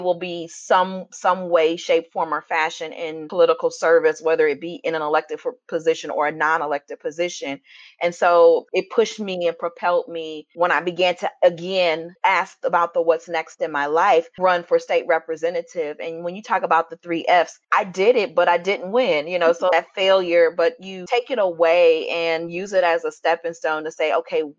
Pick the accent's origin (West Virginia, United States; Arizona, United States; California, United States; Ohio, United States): Ohio, United States; Cleveland; also born or lived in Illinois; now in Normal, United States; I was born and raised in Cleveland, Ohio, and now I live in Illinois